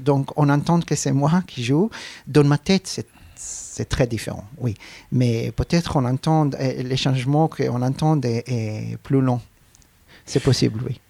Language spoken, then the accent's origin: French; Arad, Southern District, Israel; French is a second language; Je suis né à Arad, donc c'était à cette époque un, petit village